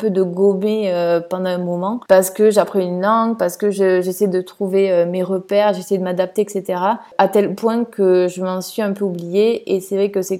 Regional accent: France; now in Italy; pour pouvoir vivre une vie euh, normale et pas en tant que française en Italie, voilà, mais plutôt que en tant que … qui parle italien

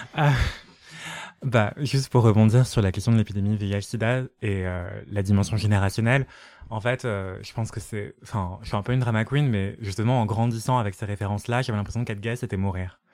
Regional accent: Martinique; je viens de la Martinique

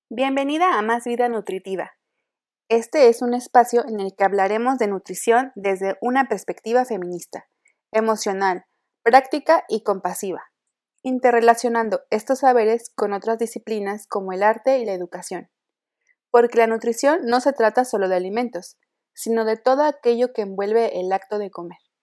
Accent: Mexico; las personas que somos mexicanas y mexicanos

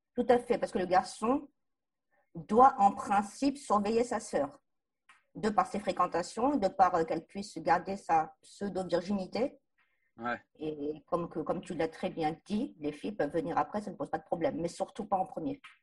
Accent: Bourges, Centre-Val de Loire, France; Je suis née à Bourges, scolarisée à l'école de la République

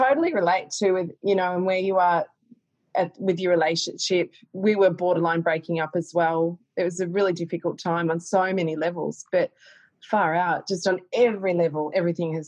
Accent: Castlemaine, Victoria, Australia; I grew up in Castlemaine

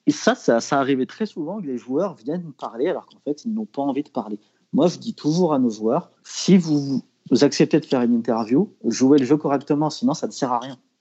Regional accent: Lyon, Auvergne-Rhône-Alpes, France; en tant que lyonnais

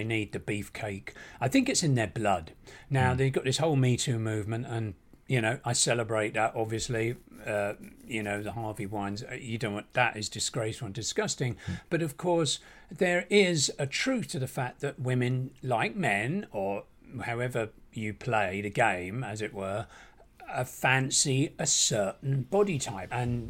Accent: England, United Kingdom; now in Los Angeles, United States; And I think that's a British thing as well, because I think, again, being English in LA...

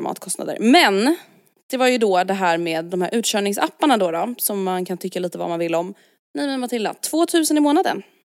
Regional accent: Stockholm, Stockholm County, Sweden; vi är uppvuxna i Stockholm

